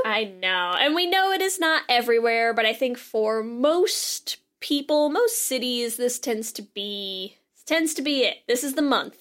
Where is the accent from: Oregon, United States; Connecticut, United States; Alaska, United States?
Connecticut, United States; I grew up in Connecticut